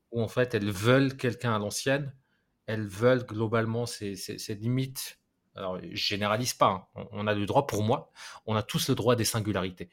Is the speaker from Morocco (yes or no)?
yes; Morocco; j'ai grandi au Maroc